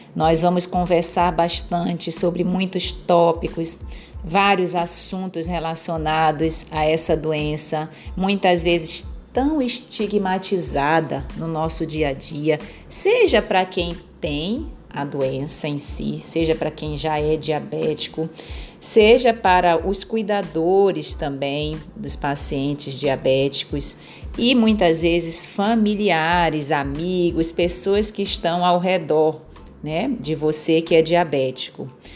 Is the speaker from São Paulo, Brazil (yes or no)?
no; Pará, Brazil; Eu sou paraense, então sou da terra do açaí